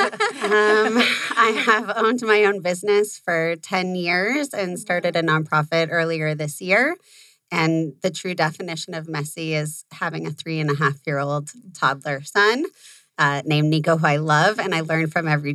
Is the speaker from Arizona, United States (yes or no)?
yes; Phoenix, Arizona, United States; I am an Arizona native, so born and raised in Phoenix, and then moved my family to the East Valley about 6 years ago. So I'm a Roselane kid, if you're from Arizona. I went to Central High School